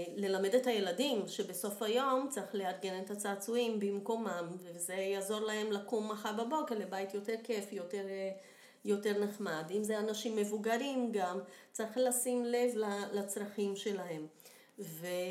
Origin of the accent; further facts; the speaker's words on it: Brazil; accent: Brazilian; Hebrew is a second language; now in Israel; נולדתי בברזיל, שזה גם מסביר את המבטא.